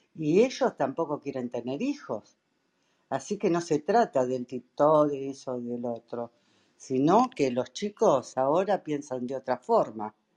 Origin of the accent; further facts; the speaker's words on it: Argentina; Acá en la Argentina, yo soy de la Argentina